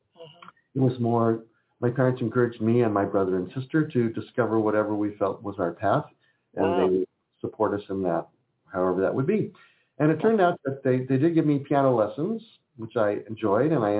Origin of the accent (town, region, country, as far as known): California, United States; born or raised there; also born or lived in Philadelphia, Pennsylvania